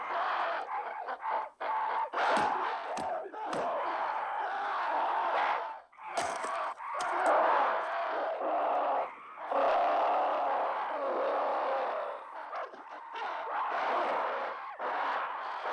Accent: Van Nuys, California, United States; I'm from the left coast. I was born in Van Nuys, California

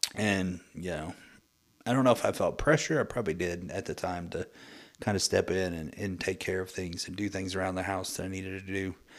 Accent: Muskogee, Oklahoma, United States; I was born and raised in Muskogee, Oklahoma

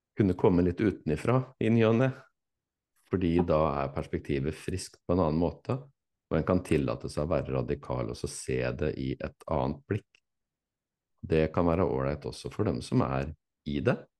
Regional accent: Fredrikstad, Østfold, Norway; now in Tønsberg, Norway; jeg er fra Fredrikstad

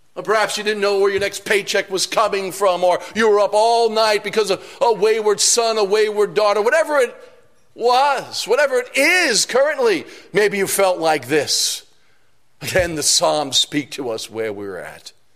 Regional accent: New York City, New York, United States; I'm from New York City

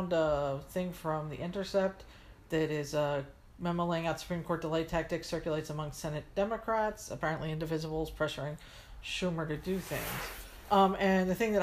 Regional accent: United States; as an American

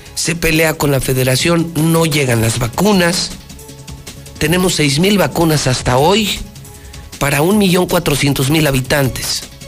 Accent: Aguascalientes, Mexico; mi tierra, con nuestra tierra, con mi Aguascalientes

